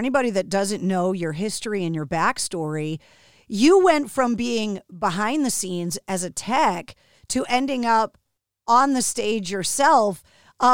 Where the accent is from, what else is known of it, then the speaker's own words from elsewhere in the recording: Boston, Massachusetts, United States; accent: Boston; People ask me about my Boston accent and they're like, oh, you don't really sound like you're from Boston.